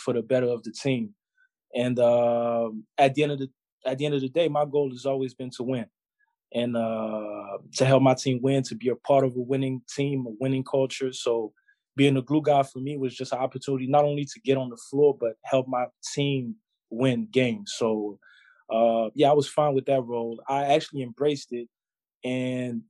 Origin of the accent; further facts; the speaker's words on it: Quebec, Canada; also born or lived in Wisconsin / Providence; every summer I have a basketball camp here in my hometown